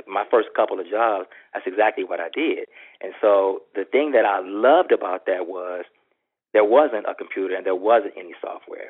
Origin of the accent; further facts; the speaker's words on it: Texas, United States; I'm from Texas, so I spent my first semester here at Texas A&M